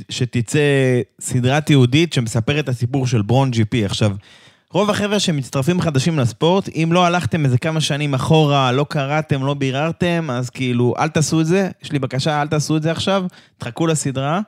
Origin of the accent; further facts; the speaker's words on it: Israel; אנחנו כישראלים